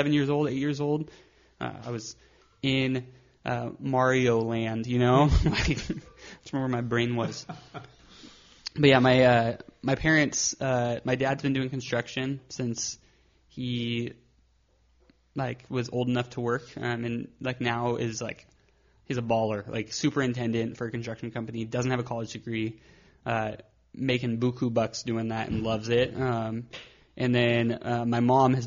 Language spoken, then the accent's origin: English; Victorville, California, United States; also born or lived in Phoenix, Arizona / Azusa, California; now in Long Beach, United States; moved up to the high desert, Victorville, Apple Valley area